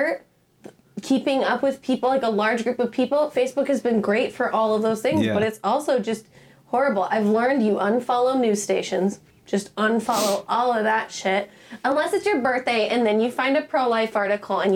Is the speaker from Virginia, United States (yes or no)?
no; Montana, United States; Growing up in Montana